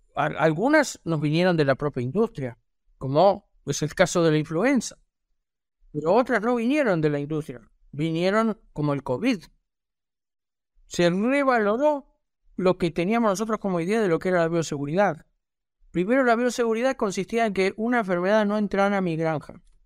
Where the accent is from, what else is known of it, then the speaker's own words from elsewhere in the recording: Uruguay; aquí en mi país, en Uruguay